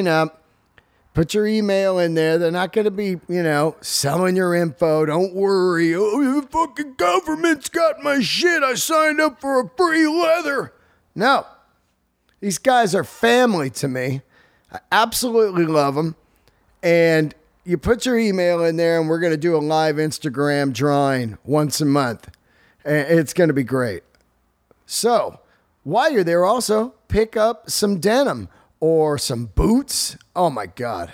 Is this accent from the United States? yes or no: yes; San Francisco Bay Area, California, United States; I grew up in the San Francisco Bay Area